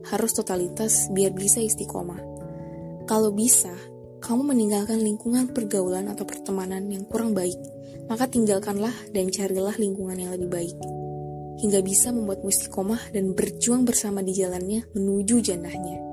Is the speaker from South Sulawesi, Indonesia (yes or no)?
yes; South Sulawesi, Indonesia; Aku tinggal di salah satu kabupaten di Sulawesi Selatan, jadi aku asli Bugis ya.